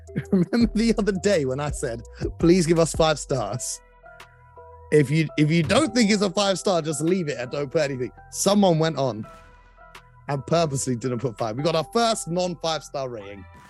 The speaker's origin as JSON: {"language": "English", "region": "London", "country": "United Kingdom", "said": "we're from London"}